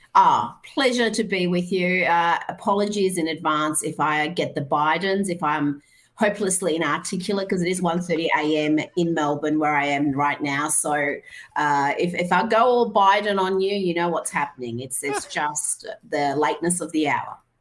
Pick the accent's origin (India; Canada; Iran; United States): Iran; moved away; I grew up in Iran